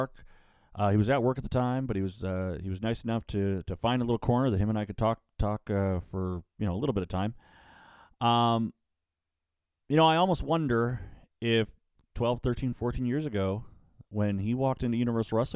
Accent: Niagara area, Ontario, Canada; I'm from the Niagara area. I work a lot in Hamilton

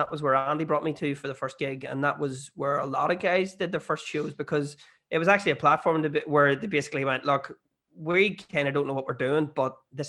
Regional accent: Ireland; I would be like, I'm from Ireland. And they're like, you don't sound like you're from Ireland.

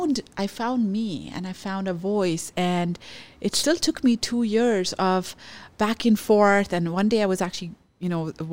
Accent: Canada; as a Canadian. And this isn't okay. And I do deserve better.

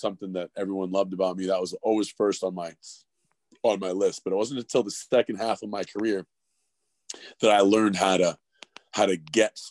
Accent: Calgary, Alberta, Canada; also born or lived in Toronto; I was born in Toronto, but I was raised in Calgary.

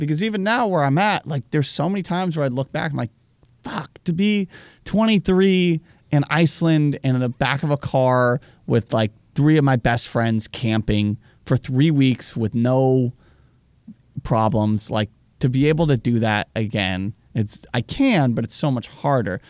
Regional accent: United States; as an American

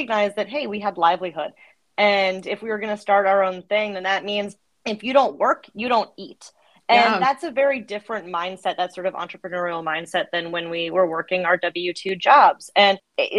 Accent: Fairfax, Virginia, United States; I'm from Fairfax, Virginia. I'm one of those that has just stayed local their whole life. You know, went to high school here

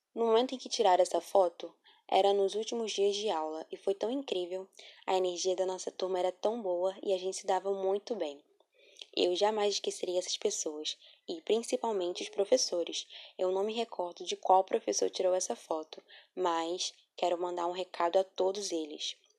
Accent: Rio de Janeiro, Brazil; Nasci no Rio de Janeiro, moro perto da escola

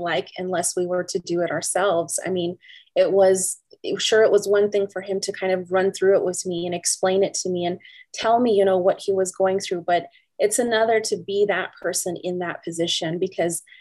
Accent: Teec Nos Pos, Arizona, United States; I'm from the Tisnos Plus community as well

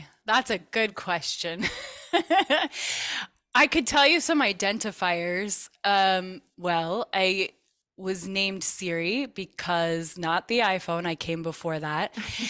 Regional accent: Vermont, United States; So I grew up actually in Vermont and learned Reiki as one of the things that I was interested in because my mom was a Reiki master.

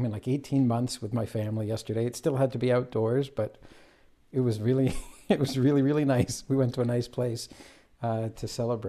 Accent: Toronto, Ontario, Canada; also born or lived in Israel; I live in Canada, immigrant. I immigrated here as a child. I was born in Israel. And I have lived here all my life

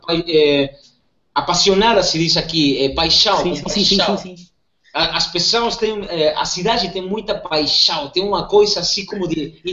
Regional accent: Comodoro Rivadavia, Chubut, Argentina; Portuguese is a second language

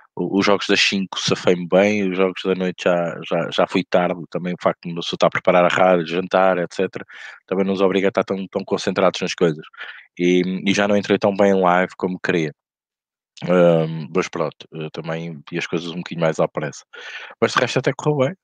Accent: Portugal; como português

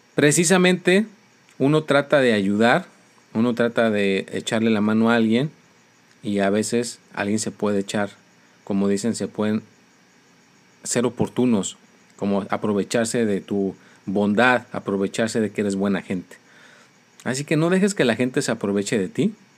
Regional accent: Mexico; soy mexicano

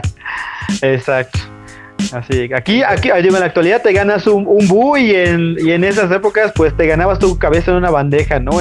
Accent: Tunkás, Yucatán, Mexico; Yo vengo de un pueblo de Yucatán que se llama Tuncas, que está como a hora y media de Mérida.

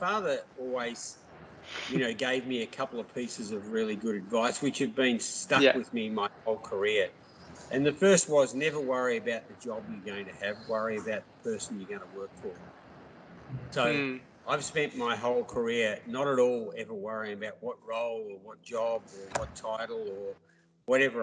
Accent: Melbourne, Victoria, Australia; also born or lived in New York; I grew up in Melbourne

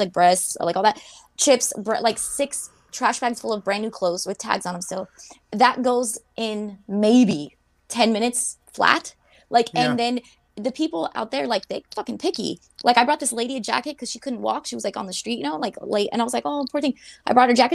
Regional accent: United States

